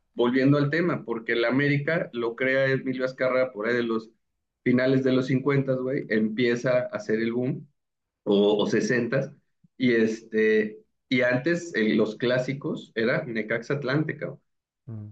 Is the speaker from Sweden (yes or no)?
no; Mexico City, Mexico; moved away as an adult; now in Guadalajara, Mexico; para nosotros como chilangos